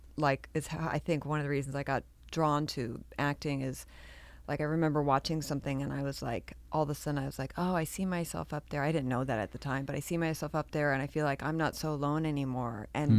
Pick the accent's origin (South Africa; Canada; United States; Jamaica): United States; Oakland, California; I'm from Oakland.